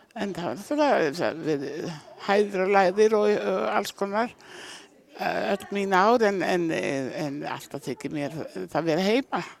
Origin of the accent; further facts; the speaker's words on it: Eyrarbakki, Southern Region, Iceland; moved away; Ég fættu upp alveg að Eirabakka